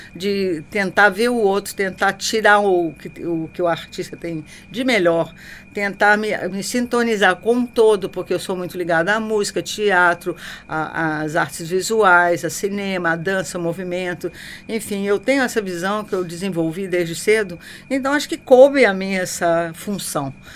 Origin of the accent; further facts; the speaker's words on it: Juiz de Fora, Minas Gerais, Brazil; eu nasci em Juiz de Fora